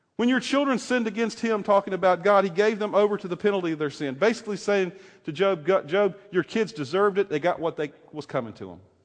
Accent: the South, United States; I grew up in the South

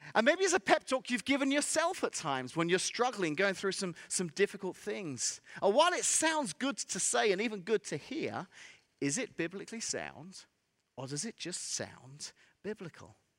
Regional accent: England, United Kingdom; accent: English; moved away as an adult; also born or lived in Central Illinois; now in Illinois, United States; I'm from England, and I moved here, uh, many, many years ago

